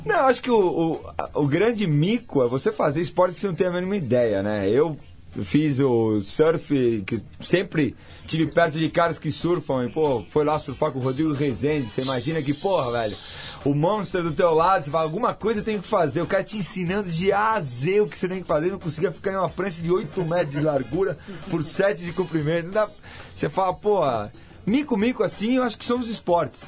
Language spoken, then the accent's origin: Portuguese; Argentina; now in Brazil; eu sou um brasileiro que nasci na Argentina, educado por família argentina